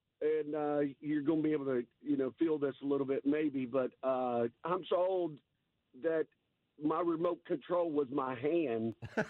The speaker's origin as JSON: {"language": "English", "town": "Jacksonville", "region": "Florida", "country": "United States", "tie": "born or raised there", "said": "No, I grew up in a really rough area and everything."}